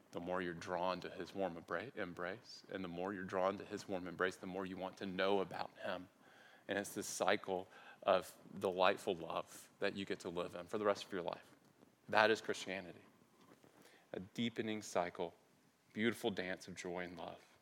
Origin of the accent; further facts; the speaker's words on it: United States; I grew up on the Mississippi River